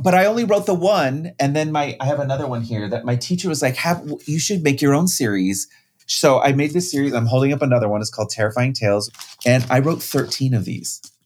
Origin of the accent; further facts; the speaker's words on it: Riverside, California, United States; I grew up in Riverside, California